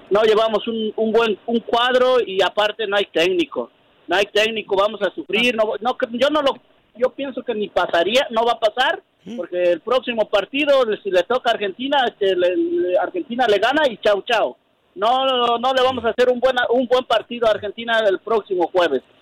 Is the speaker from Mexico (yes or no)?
yes; Mexico; now in New York, United States; yo soy de México